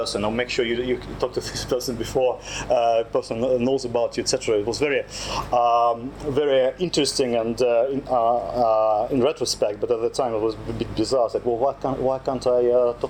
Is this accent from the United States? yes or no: no; Saint Petersburg, Russia; moved away; also born or lived in London; when I was just growing up in St. Petersburg